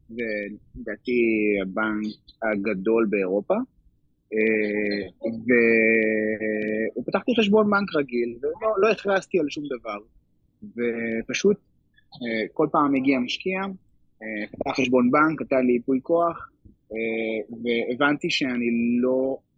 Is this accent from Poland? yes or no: yes; Poland; Hebrew is a second language; אני, אני פולני, גל ואני נשואים